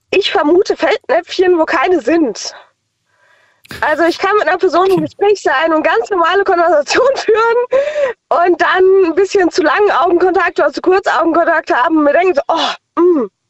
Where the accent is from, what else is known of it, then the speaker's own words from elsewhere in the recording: Mainz, Rhineland-Palatinate, Germany; Aus Mainz.